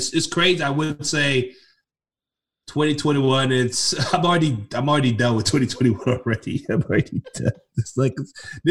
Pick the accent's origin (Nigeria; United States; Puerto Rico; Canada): Nigeria; I'm from Nigeria